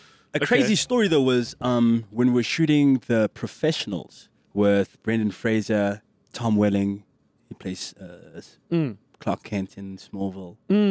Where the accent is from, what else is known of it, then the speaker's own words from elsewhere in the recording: Johannesburg, Gauteng, South Africa; English is a second language; I grew up in the south of Joburg.